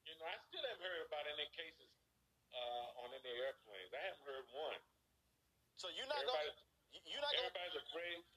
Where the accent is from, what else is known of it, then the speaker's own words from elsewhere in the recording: Tuskegee, Alabama, United States; I'm from Tuskegee.